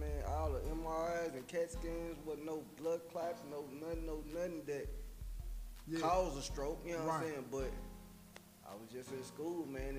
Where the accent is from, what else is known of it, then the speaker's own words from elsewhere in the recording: Nashville, Tennessee, United States; man. I'm from West Nashville